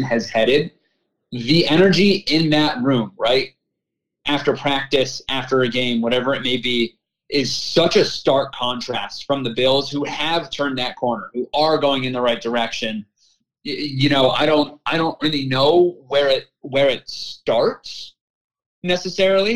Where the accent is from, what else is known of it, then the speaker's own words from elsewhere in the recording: Erie, Pennsylvania, United States; moved away as an adult; also born or lived in Syracuse, New York; now in Buffalo, United States; growing up in Erie, Pennsylvania